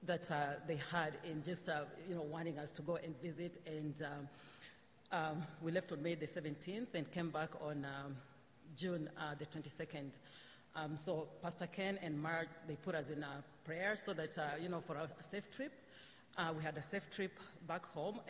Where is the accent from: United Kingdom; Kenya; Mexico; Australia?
Kenya; now in Canada; I was born in Kenya, and I just wanted to spend more time with my family